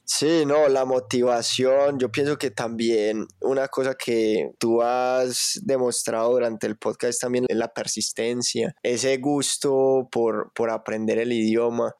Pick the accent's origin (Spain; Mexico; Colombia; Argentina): Colombia; nosotros estamos aquí en Colombia, al lado Venezuela, al otro lado Ecuador, Perú